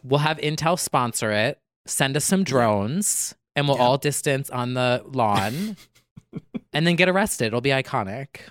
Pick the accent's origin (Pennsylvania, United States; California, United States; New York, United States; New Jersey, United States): New Jersey, United States; we're both from Jersey